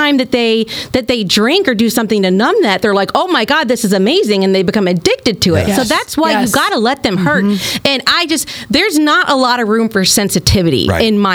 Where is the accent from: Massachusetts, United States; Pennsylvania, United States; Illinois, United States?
Illinois, United States; Granite City; now in Missouri, United States; I grew up in Granite City, Illinois